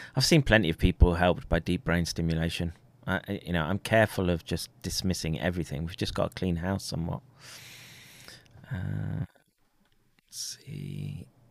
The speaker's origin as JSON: {"language": "English", "region": "Colorado", "country": "United States", "tie": "born or raised there", "moved": "yes", "said": "I grew up in Colorado"}